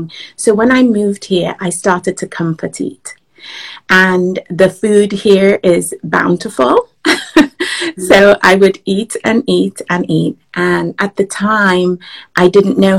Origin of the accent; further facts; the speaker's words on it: England, United Kingdom; moved away as an adult; also born or lived in Nigeria; now in Washington, D.C., United States; I was born in Nigeria and I grew up in England. So I moved to the US about 20 years ago, in fact, 21 years ago, and I live just outside of Washington, D.C. now